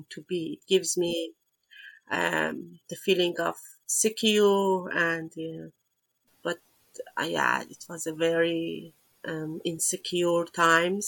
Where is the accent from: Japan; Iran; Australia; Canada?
Iran; moved away as an adult; now in Netherlands; I come from Iran. I have been living in the Netherlands, I think, for 6 years now. I came here as a refugee